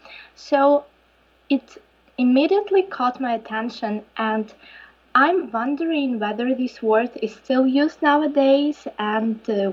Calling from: Ukraine; English is a second language; And I'm calling from Ukraine

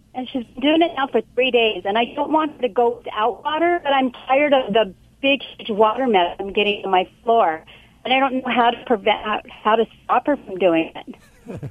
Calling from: Huntington Beach, California, United States; also born or lived in Anaheim; I'm calling from work, so I'm in Anaheim, but I live in Huntington Beach.

